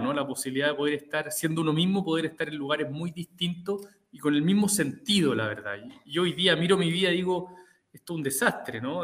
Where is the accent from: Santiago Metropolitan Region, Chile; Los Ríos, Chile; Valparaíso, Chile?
Santiago Metropolitan Region, Chile; Santiago; yo soy de Santiago, soy de una familia de seis hermanos